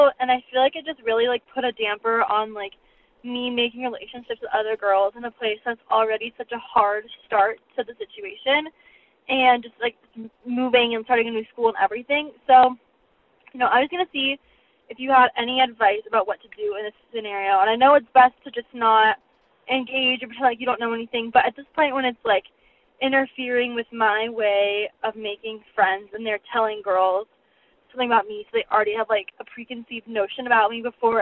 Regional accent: Colorado, United States; I am from Colorado

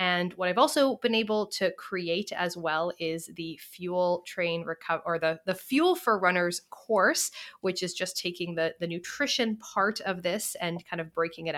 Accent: Canada; I am from Canada

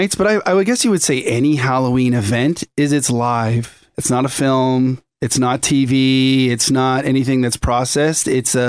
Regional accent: Winnipeg, Manitoba, Canada; born there; also born or lived in Singapore / Indiana / British Columbia; I was born in Winnipeg.

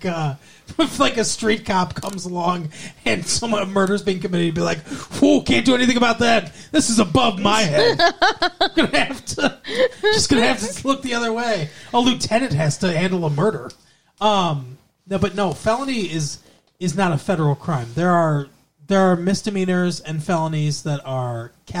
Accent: Michigan, United States

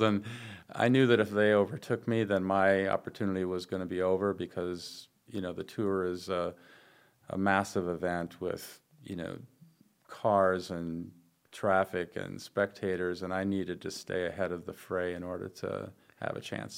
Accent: Wisconsin, United States; in Wisconsin, where it's my home state

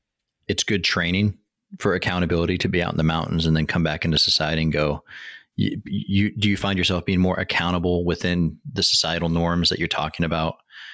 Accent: Olympic National Rainforest, Washington, United States; Now I grew up in the Olympic National Rainforest

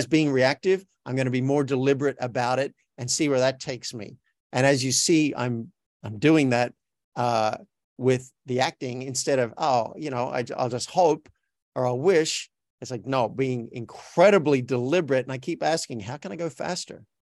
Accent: Australia; accent: Australian; moved away as an adult; now in Los Angeles, United States; I'm from Australia, so my native accent sounds like this. This is me talking with an Australian accent.

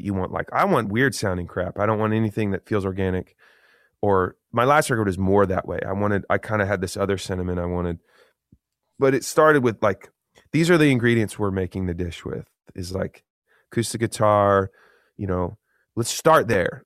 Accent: Eugene, Oregon, United States; Growing up in Eugene, Oregon, that was like a cool thing to be creative.

